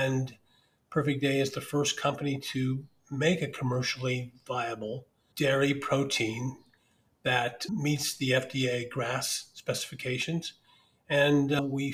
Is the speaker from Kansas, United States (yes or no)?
yes; Wichita, Kansas, United States; moved away as an adult; also born or lived in San Francisco / New York; We're originally from Wichita, Kansas